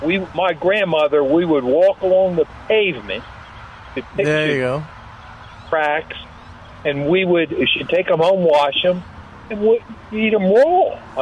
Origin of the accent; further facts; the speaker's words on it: Philadelphia suburb, Pennsylvania, United States; moved away as an adult; Philadelphia suburb, actually.